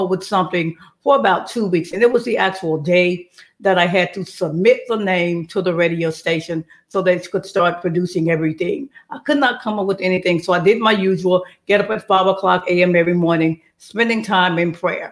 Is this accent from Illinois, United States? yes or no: no; Jackson, Mississippi, United States; now in Houston, United States; my hometown is Jackson, Mississippi. Shout out to my hometown